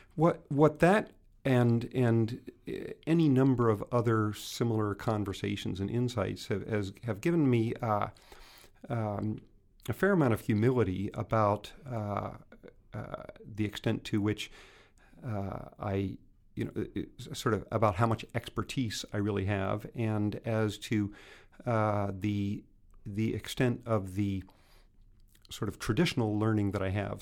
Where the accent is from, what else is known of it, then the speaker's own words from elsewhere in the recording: Anchorage, Alaska, United States; my hometown of Anchorage.